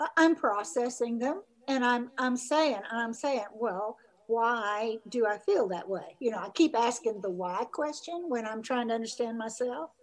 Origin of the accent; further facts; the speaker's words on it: the South, United States; moved away; also born or lived in Brazil; I grew up white in the South